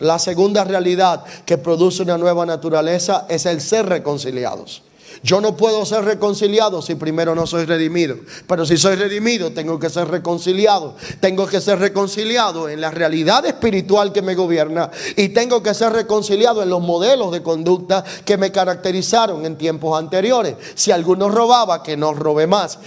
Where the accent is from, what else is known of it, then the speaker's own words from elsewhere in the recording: Dominican Republic; soy dominicano